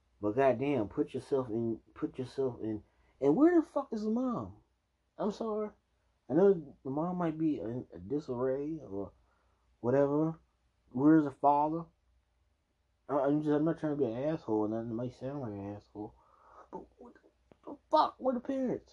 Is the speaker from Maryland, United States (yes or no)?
yes; Maryland, United States; I'm not from DC. I'm from Maryland.